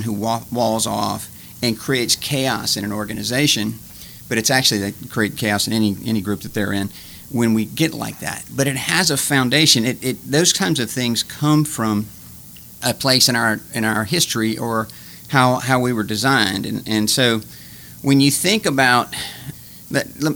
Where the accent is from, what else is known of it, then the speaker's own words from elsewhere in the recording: Baton Rouge, Louisiana, United States; originally from Baton Rouge, when I was, my mom passed away when I was two